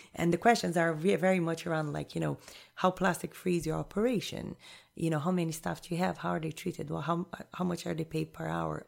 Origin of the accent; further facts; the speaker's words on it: Rio de Janeiro, Brazil; moved away as an adult; also born or lived in Jamaica / Honduras / Panama; I was born and raised in Rio, in Brazil.